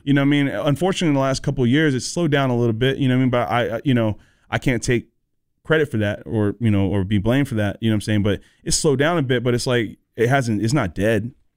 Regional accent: North Carolina, United States; also born or lived in Southern California; I moved here when I was eleven, so I'm from the South

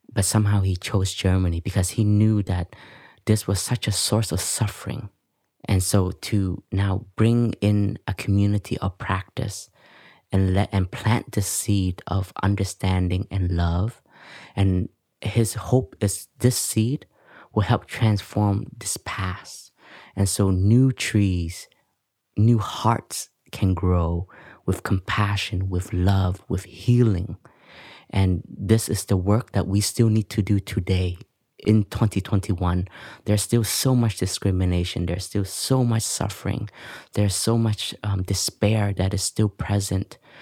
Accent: Canada; moved away; also born or lived in Vietnam; I grew up in Canada and, um, I grew up with complexes also because my parents were from Vietnam

